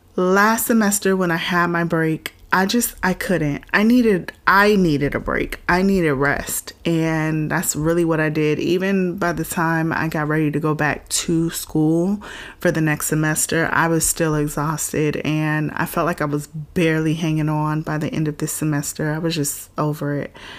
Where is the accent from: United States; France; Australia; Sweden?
United States; Florida; I'm from Florida, so we used to go to Disney World like regularly enough